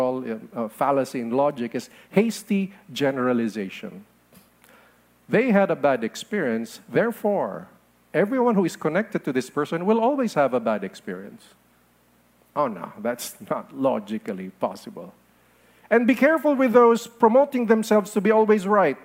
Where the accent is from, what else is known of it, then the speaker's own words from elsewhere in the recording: Philippines; I am a Filipino